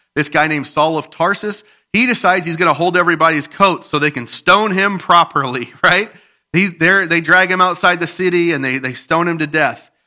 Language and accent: English; Midwest, United States; We're from the Midwest